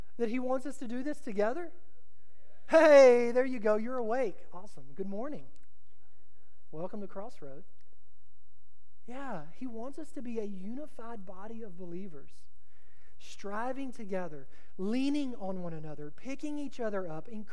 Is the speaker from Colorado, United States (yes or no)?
no; Texas, United States; I'm from Texas.